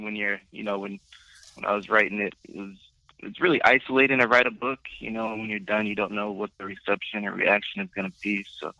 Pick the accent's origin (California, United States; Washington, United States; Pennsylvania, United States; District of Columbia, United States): California, United States; Southern; And I grew up in Southern California